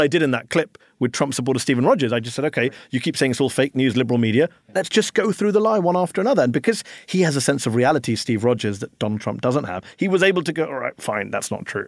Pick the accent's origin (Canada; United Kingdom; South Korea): United Kingdom; now in Washington, D.C., United States; I'm a Brit